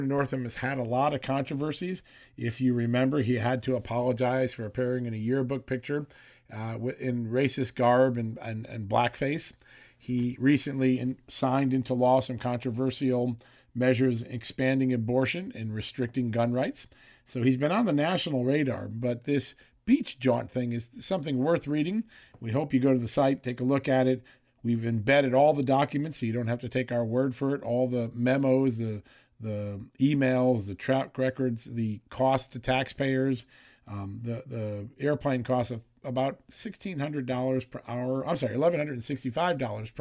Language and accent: English; Virginia, United States; the Commonwealth of Virginia, my home state